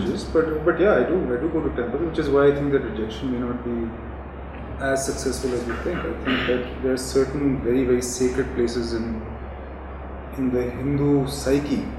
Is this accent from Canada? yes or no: yes; Canada; I was born in Canada